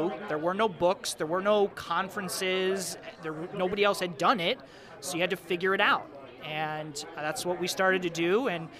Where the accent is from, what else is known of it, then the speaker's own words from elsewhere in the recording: Michigan, United States; I'm from Michigan, so I taught outside of Detroit.